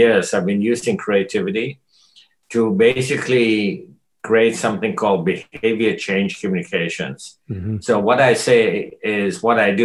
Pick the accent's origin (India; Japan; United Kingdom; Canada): India; Kolkata, West Bengal; moved away; also born or lived in North America; my social upbringing in India before I came to North America. I was born in Calcutta